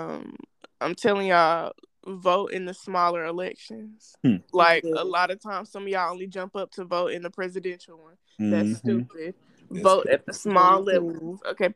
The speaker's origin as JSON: {"language": "English", "region": "Georgia", "country": "United States", "tie": "born or raised there", "said": "I grew up in Georgia"}